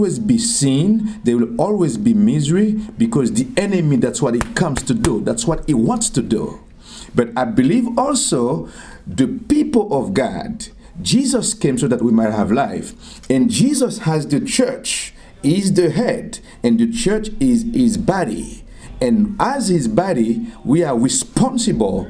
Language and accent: English; Arcahaie, Ouest, Haiti; also born or lived in Southeast Haiti (birthplace); I am from Haiti. I was born in a place called Tiot. Tiot is in the southeast of Haiti